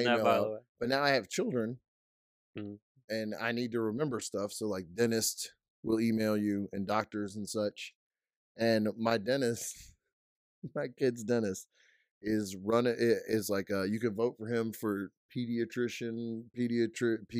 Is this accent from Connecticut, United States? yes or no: no; Louisiana, United States; where we're from, and we're like, oh, Louisiana.